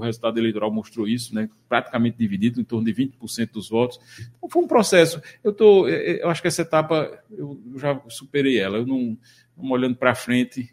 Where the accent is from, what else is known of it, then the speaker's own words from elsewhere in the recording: Surubim, Pernambuco, Brazil; also born or lived in Recife; Eu sou, eu sou, natural do Agreste pernambucano, eu sou filho de Surubim